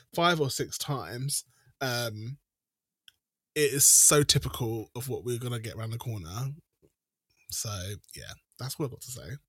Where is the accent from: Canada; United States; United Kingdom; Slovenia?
United Kingdom; I'm British.